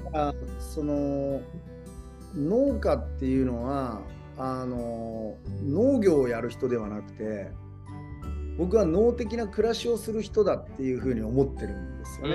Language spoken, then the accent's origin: Japanese; Hiroshima, Japan; moved away as an adult; 西日本自分の地元